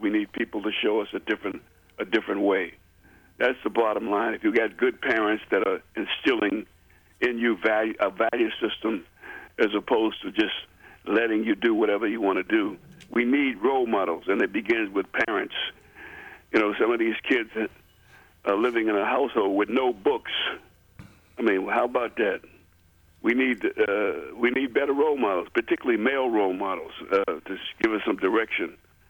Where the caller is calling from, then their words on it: North Kansas City, Missouri, United States; …, North Kansas City.